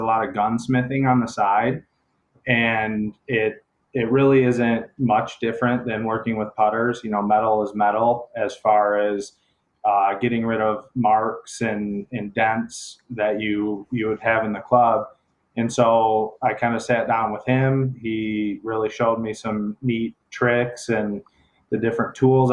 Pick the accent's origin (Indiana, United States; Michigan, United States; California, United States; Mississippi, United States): Michigan, United States; Canton; I'm originally from the Metro Detroit area, basically lived here my whole life, more specifically in Canton.